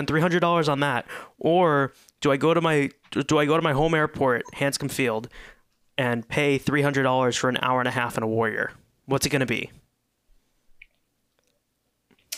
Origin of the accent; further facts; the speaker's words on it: Boston, Massachusetts, United States; I lived in the Boston area my entire life